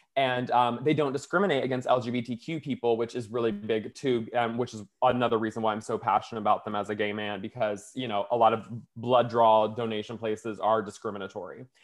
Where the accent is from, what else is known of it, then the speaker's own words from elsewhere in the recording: Florida, United States; now in Los Angeles, United States; I'm from Florida